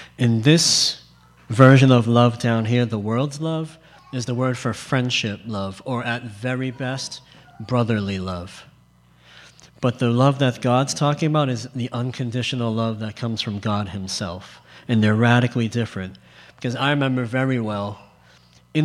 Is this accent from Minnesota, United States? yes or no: no; Boston, Massachusetts, United States; if I get an accent, I'm from Boston